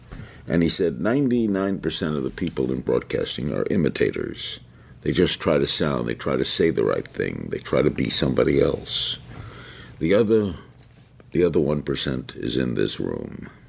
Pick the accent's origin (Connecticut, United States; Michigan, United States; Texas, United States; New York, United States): New York, United States; Brooklyn; That's the first time I've ever said that. I've just been given that name. I'm a kid from Brooklyn who always wanted to be in radio.